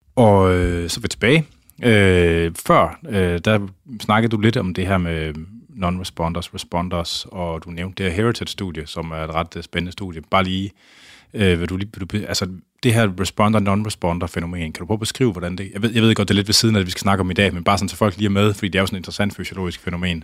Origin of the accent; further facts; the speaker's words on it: Skjern, Central Denmark Region, Denmark; also born or lived in Tarm; jeg er jo fra øh, Skjern, Tarm, eller jeg, gik, jeg voksede op uden for Skjern og gået på gymnasiet i Tarm.